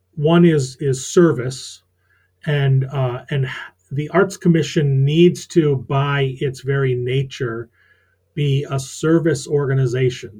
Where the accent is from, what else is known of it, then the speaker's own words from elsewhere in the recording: Rochester, New York, United States; moved away as an adult; also born or lived in Syracuse, New York, United States; now in Maine, United States; I was born in Rochester, New York, went to school at Syracuse